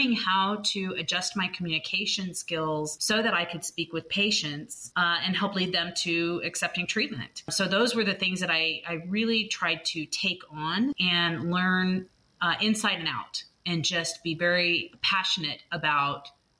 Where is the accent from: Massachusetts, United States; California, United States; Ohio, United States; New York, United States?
California, United States; I grew up in California, and he had a dental lab out there.